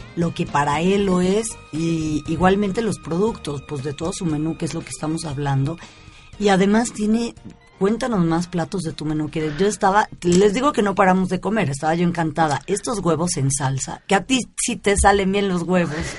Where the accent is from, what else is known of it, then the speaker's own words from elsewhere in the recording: Mexico; soy mexicana